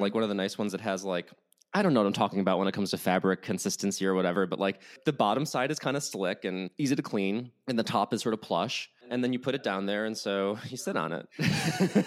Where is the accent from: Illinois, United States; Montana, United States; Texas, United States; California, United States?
Illinois, United States; Chicago; now in Los Angeles, United States; I grew up in Chicago